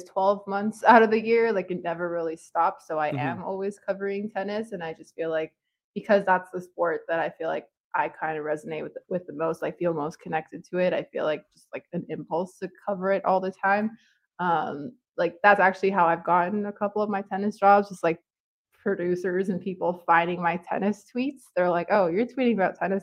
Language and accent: English; Toronto, Ontario, Canada; I'm originally like, you know, like we're like from Toronto